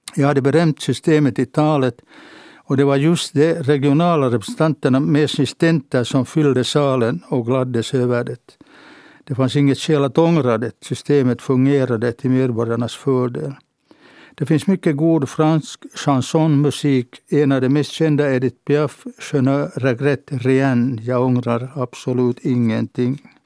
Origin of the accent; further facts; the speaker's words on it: Helsinki, Uusimaa, Finland; Jag föddes på kvinnokliniken i Helsingfors på våren 1938